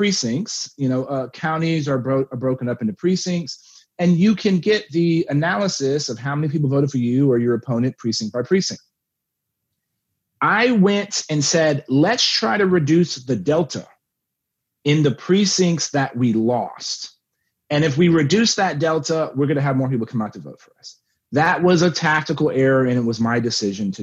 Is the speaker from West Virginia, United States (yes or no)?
no; Texas, United States; moved back to my hometown